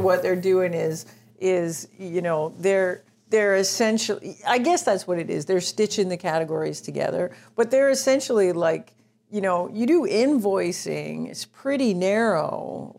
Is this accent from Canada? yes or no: yes; Toronto, Ontario, Canada; I'm from Toronto